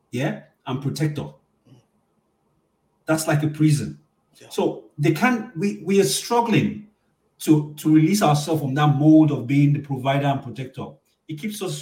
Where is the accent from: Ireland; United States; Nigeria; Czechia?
Nigeria; moved away as an adult; also born or lived in Toronto, Canada; now in Ottawa, Canada; I'm a Nigerian man from Nigeria.